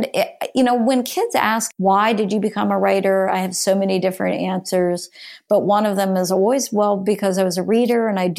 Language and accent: English; Florida, United States; No, I grew up in Central Florida.